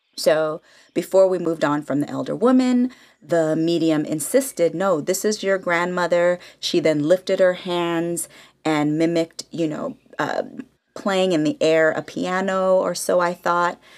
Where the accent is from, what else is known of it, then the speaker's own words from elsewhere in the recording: the Bay Area, California, United States; now in Los Angeles, United States; I'm from the Bay all day, San Francisco and Oakland alike